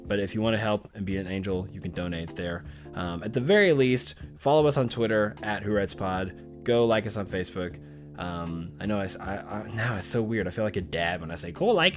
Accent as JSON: {"language": "English", "town": "Arkadelphia", "region": "Arkansas", "country": "United States", "tie": "born or raised there", "said": "Arkadelphia, Arkansas, my hometown, small town"}